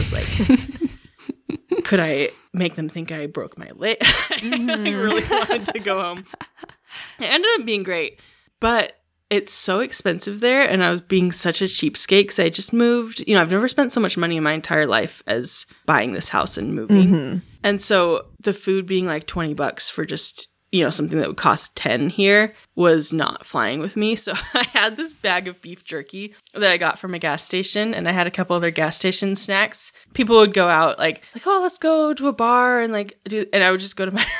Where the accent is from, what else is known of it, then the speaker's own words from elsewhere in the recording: Cleveland, Ohio, United States; But anyone that I would mention that like I was from Cleveland would kind of just say like, oh, you know, and just not say anything.